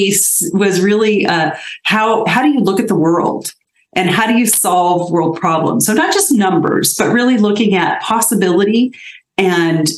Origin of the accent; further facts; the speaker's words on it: South Pasadena, California, United States; I was born and raised in South Pasadena